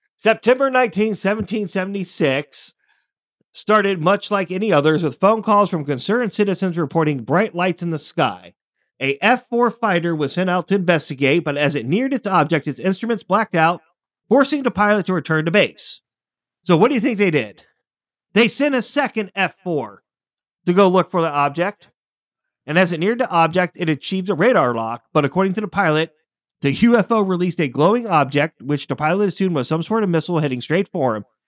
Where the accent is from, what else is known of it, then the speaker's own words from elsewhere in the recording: United States; as an American